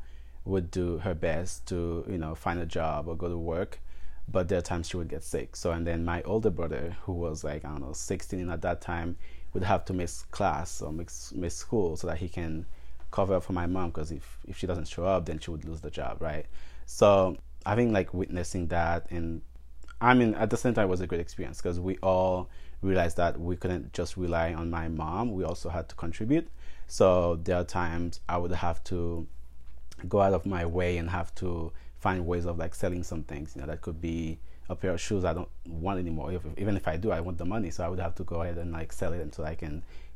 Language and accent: English; Les Cayes, Sud, Haiti; English is a second language; moved away; also born or lived in Port-au-Prince, Haiti; I was born in the capital of Haiti, and then my mom moved to the south for a better life